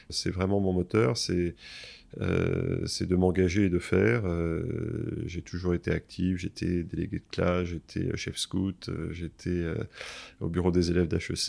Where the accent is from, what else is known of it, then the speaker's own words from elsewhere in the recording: Versailles, Île-de-France, France; born there; j'ai 53 ans, je suis marié, j'ai quatre enfants, voilà pour l'état civil, mais c'est important. Je suis né à Versailles en mai 68.